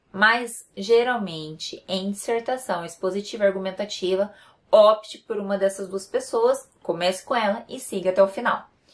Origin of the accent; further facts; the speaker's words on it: Paraná, Brazil; eu sou do Paraná